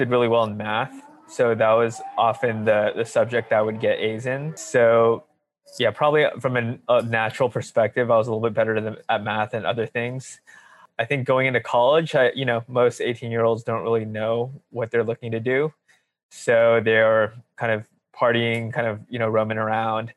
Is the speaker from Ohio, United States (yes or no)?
no; Alameda, California, United States; also born or lived in Los Angeles, United States; I grew up in the Bay Area. I had a pretty good childhood. Yeah, kind of spent, say, grade school all the way to high school in a small town called Alameda